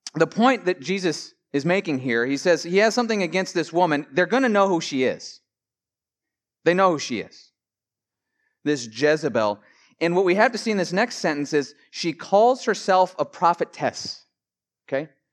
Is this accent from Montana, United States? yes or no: yes; Billings, Montana, United States; I grew up in Billings, Montana